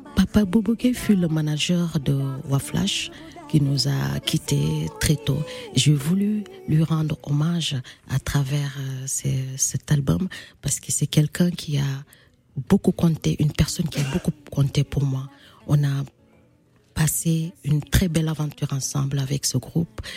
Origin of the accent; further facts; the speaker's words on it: Casamance, Senegal; chez moi au Sénégal, en Casamance